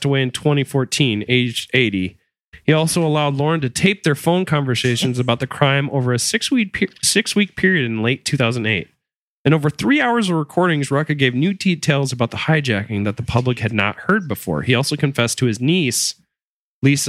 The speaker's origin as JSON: {"language": "English", "region": "Michigan", "country": "United States", "said": "I'm just from Michigan"}